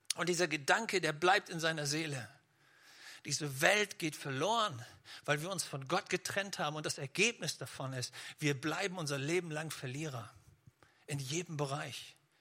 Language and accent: German; Schleswig-Holstein, Germany; ich komme ja aus Schleswig-Holstein